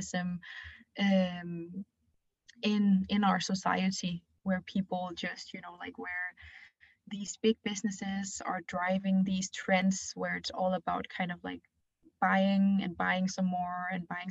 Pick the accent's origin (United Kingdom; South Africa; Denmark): Denmark; I'm 24 years old, and I come here from Denmark. My mom is from China, so I have a bit of a mixed background.